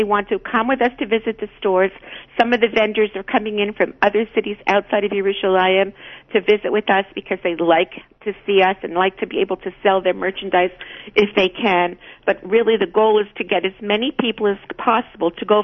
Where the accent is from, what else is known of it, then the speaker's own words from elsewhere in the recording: Canada; I'm a Canadian.